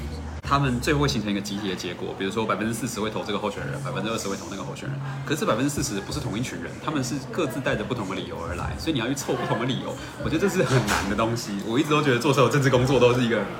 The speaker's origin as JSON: {"language": "Chinese", "region": "Taoyuan", "country": "Taiwan", "said": "像我是桃园人啊，"}